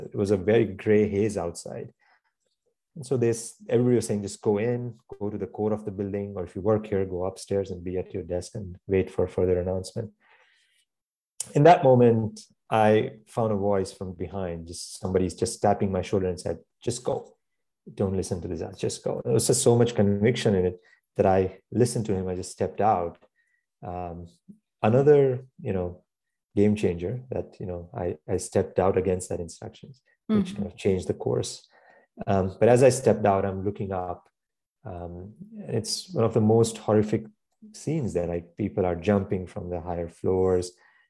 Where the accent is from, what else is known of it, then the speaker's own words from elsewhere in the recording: New York City, New York, United States; I hear this loud noise, and how we are as a New Yorker going my way to work.